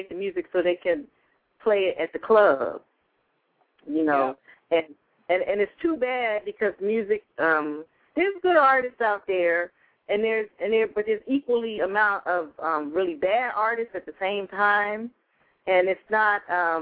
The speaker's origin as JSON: {"language": "English", "town": "Philadelphia", "region": "Pennsylvania", "country": "United States", "moved": "yes", "lives_now": "Los Angeles, United States", "said": "I'm from Philly"}